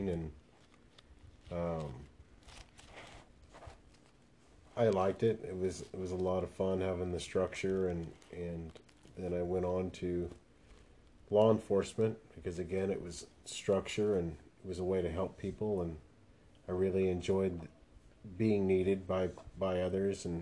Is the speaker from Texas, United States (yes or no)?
no; Torrance, California, United States; moved away; In California, Los Angeles area. I was born in Torrance, California